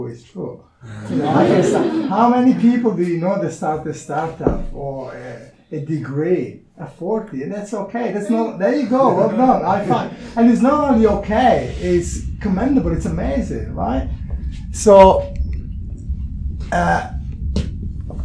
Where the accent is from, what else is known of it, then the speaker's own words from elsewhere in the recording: Italy; English is a second language; moved away as an adult; I landed to this country. I couldn't speak English. I was a marketing manager in Italy.